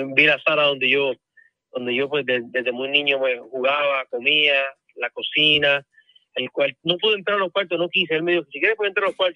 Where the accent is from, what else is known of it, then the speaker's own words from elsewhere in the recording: Levittown, Puerto Rico; moved away; al barrio, al pueblo donde me crié yo, a la casa